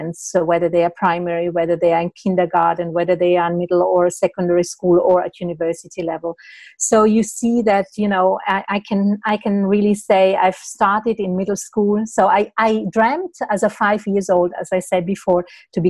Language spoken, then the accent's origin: English; Italy; moved away as an adult; also born or lived in Switzerland; I'm actually originally from Italy. So I moved to Switzerland, and I moved a little bit around